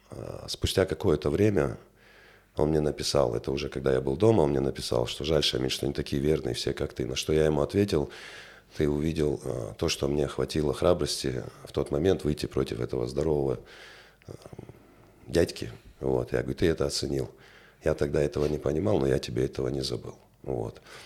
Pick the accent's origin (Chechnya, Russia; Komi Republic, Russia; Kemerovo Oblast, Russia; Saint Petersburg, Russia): Chechnya, Russia; Grozny; also born or lived in France; now in Vladikavkaz, Russia; я коренной грозненец, э, родился в городе Грозном, вырос в этом городе